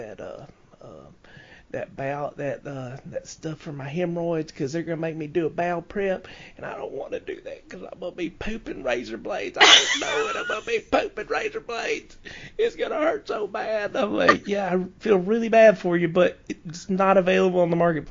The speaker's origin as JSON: {"language": "English", "region": "rural Louisiana", "country": "United States", "tie": "born or raised there", "said": "we're up there in in the middle of nowhere, in the country"}